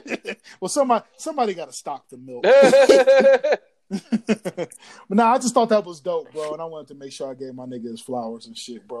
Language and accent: English; Columbus, Ohio, United States; growing up in Columbus, though? Like, not to shit on my city because I love my city